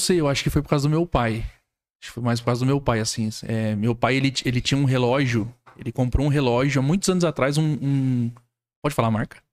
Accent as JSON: {"language": "Portuguese", "town": "Franco da Rocha", "region": "São Paulo", "country": "Brazil", "tie": "born or raised there", "moved": "as an adult", "lives_now": "Criciúma, Brazil", "said": "eu sou nascido e criado em São Paulo."}